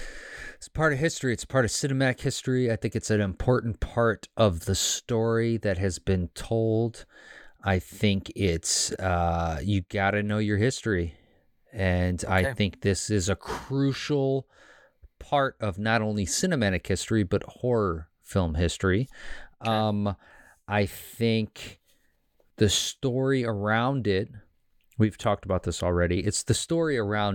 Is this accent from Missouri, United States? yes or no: yes; Kansas City, Missouri, United States; Because I'm from Kansas City. I'm actually technically not from Kansas City, Missouri. I was raised in Kansas City, Missouri. But I'm one of five.